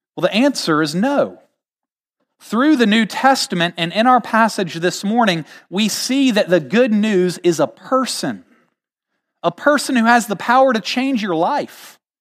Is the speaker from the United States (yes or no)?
yes; United States